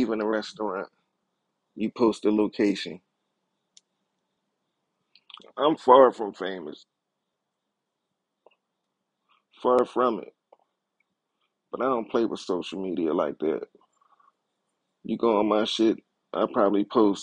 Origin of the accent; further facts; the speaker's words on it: Philadelphia, Pennsylvania, United States; I'm from Philadelphia, Pennsylvania